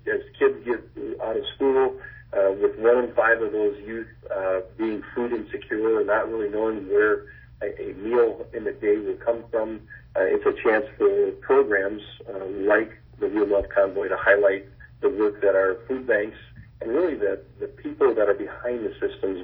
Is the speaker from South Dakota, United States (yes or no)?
yes; South Dakota, United States; in my home state of South Dakota